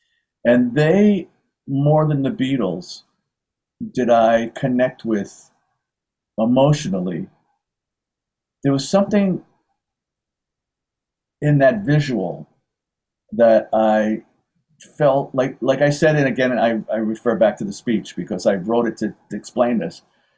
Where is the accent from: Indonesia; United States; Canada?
United States; New York City, New York; I lived in the Bronx. I grew up in the Bronx.